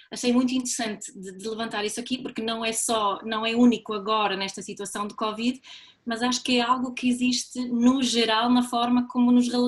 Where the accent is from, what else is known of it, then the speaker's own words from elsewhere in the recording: Sweden; now in Portugal; eu sou sueca